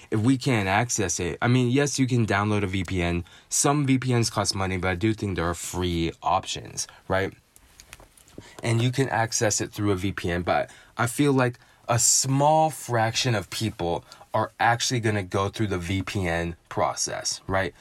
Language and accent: English; San Francisco, California, United States; my hometown San Francisco